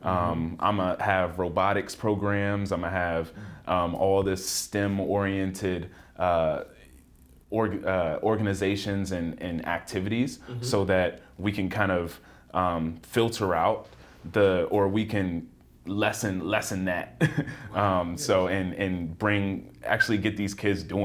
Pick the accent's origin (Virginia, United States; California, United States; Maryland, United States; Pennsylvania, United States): Virginia, United States; Richmond; I'm from Richmond, Virginia. Went to middle school